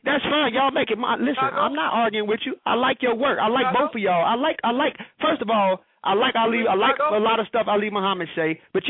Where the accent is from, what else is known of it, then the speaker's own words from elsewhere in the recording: Chicago, Illinois, United States; I'm in Chicago. I understand you from Brooklyn and all that, but I'm from Chicago